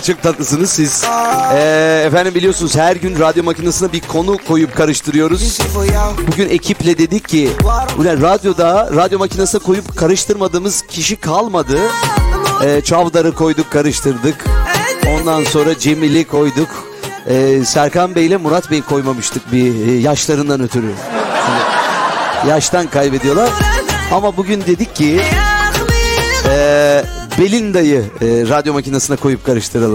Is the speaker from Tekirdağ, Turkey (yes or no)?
yes; Tekirdağ, Turkey; Tekirdağlı olarak.